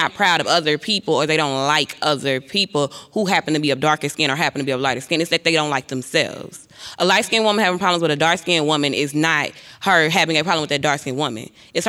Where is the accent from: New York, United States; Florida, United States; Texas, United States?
Texas, United States; Paris; I'm from East Texas, which is Paris, Texas, and I'm a psychology major.